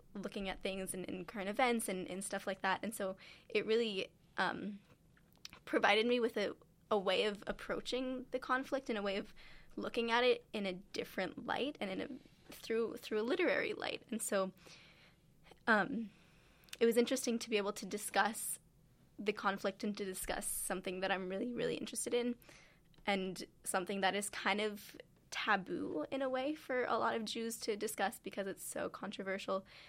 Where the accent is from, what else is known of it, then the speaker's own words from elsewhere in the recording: California, United States; I'm from California